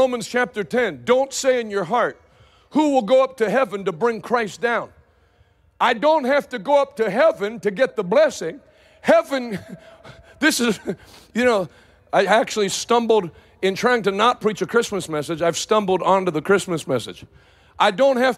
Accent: Pittsburgh, Pennsylvania, United States; I'm from Pittsburgh. I live in Pittsburgh now, most, you know, a few days a year

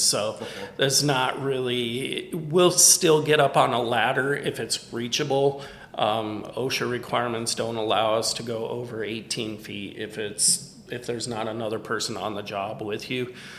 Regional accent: Michigan, United States; now in Tennessee, United States; Michigan, my home state

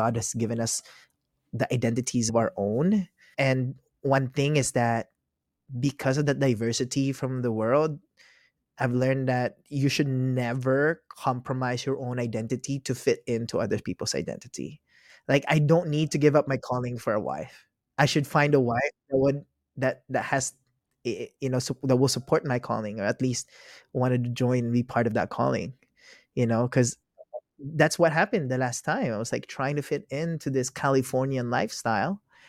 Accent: Philippines; moved away; also born or lived in Ukraine; Yeah, I'm Filipino.

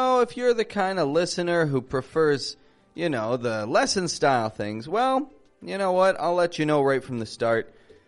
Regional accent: Toronto, Ontario, Canada; Now, first off, I start most episodes saying I'm from Toronto. I introduce myself to most of my students saying I'm from Toronto.

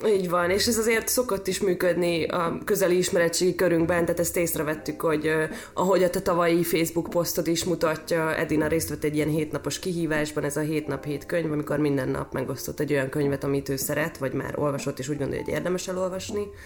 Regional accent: Győr, Győr-Moson-Sopron, Hungary; moved away as an adult; now in Budapest, Hungary; már gimiben elkezdtem színjátszózni, ez még Győrben, aztán amikor felkerültem Pestre

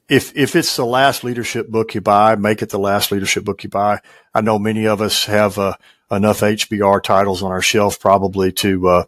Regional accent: West Tennessee, United States; also born or lived in Jackson, Tennessee / Memphis, Tennessee; I was raised in West Tennessee, still live there.

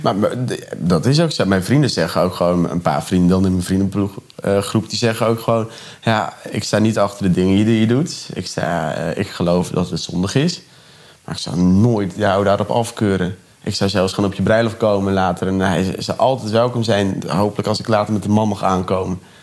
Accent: Urk, Flevoland, Netherlands; moved away as an adult; now in Ede, Netherlands; Ik kom van Urk

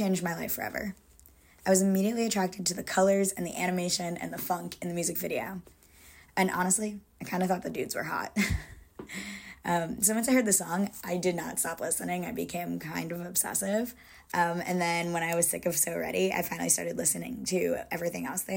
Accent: Connecticut, United States; now in Brooklyn, United States; I live in Brooklyn, but I'm originally from Connecticut

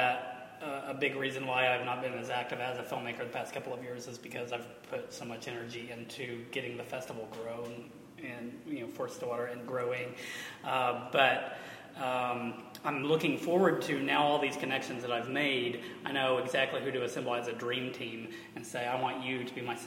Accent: Stillwater, Oklahoma, United States; I was a very frustrated filmmaker growing up in Stillwater

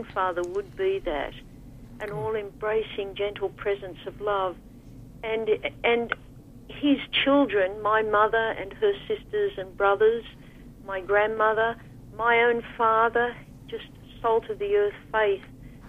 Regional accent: Australia; I'm from Australia

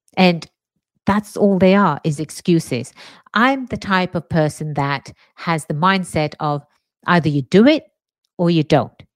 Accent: England, United Kingdom; moved away as an adult; now in United States; born and raised in England, migrated to the States about, ooh, 23 years or so ago. America is my home now

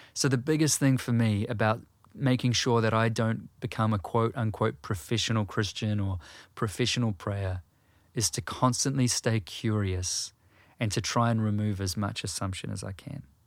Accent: New Zealand

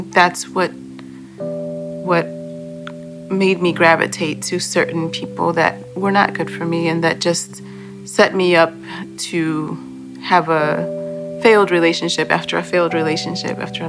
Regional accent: Chicago, Illinois, United States; also born or lived in Boston, Massachusetts / Guatemala (ancestry); When I was 2, we moved to Chicago after my parents had separated

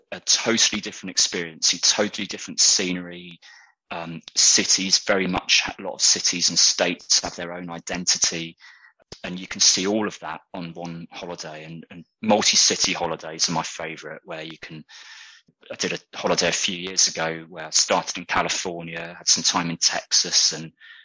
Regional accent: United Kingdom; accent: British; my British accent

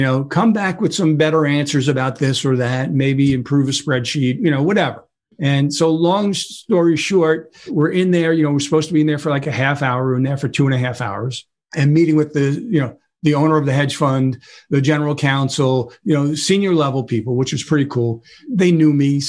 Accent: New York City, New York, United States; I grew up in Brooklyn

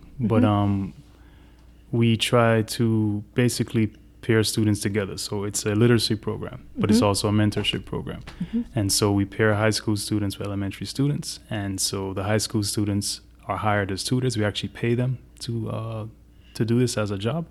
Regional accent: Kingston, Jamaica; also born or lived in Miami; now in Asheville, United States; I'm originally from Kingston, Jamaica

